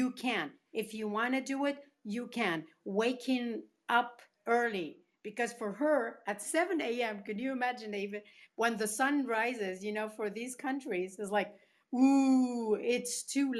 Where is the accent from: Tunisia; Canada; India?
Tunisia; moved away; also born or lived in Spain; I grew up in Tunisia and Spain myself. So my mother is Tunisian.